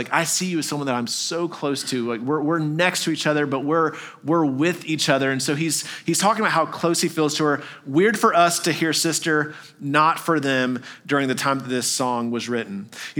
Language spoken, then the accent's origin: English; Arkansas, United States; born there; I was born in Arkansas, so I feel like I can say that, all right?